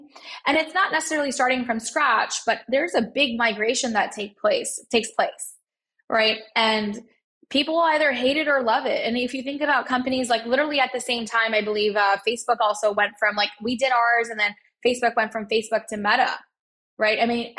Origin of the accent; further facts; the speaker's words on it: Pakistan; And here I am as like a Pakistani, you know, 30-year-old, I'm 35 now, but 30-year-old mother of two and building a SaaS tech company.